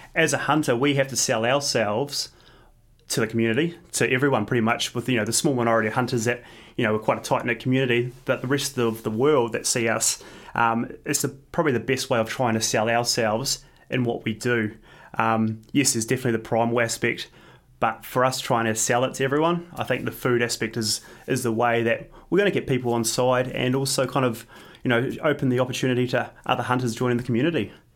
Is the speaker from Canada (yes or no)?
no; New Zealand; now in Australia; I'm, I'm originally from New Zealand, so I try and get back to New Zealand a, at least a couple times a year